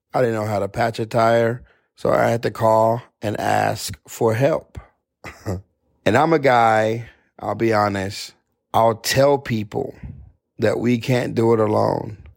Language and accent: English; Odessa, Texas, United States; Never been out of Odessa